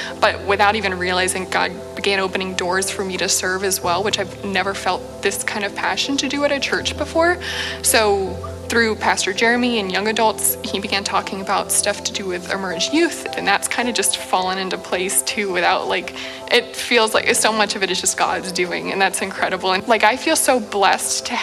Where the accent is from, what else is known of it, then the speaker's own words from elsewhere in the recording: Springfield, Missouri, United States; moved away as an adult; now in Lawrence, United States; I had never moved out of my hometown before